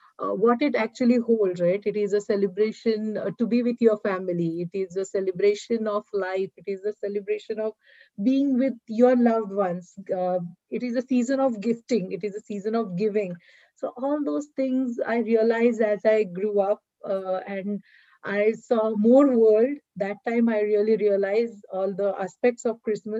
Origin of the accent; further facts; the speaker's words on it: a small town in Western India, India; moved away as an adult; now in United States; I'm basically from a small town in Western India. I've been born and brought up in India. I lived in India till I was 27 years old.